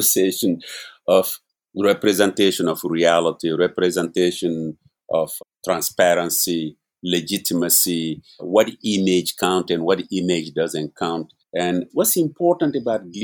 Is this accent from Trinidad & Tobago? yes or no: no; Mali; now in New York, United States; I am originally from Mali